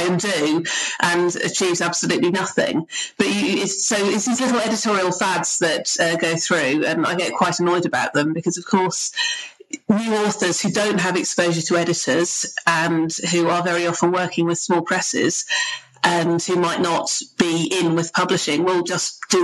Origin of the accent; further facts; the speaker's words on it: United Kingdom; I'm a Brit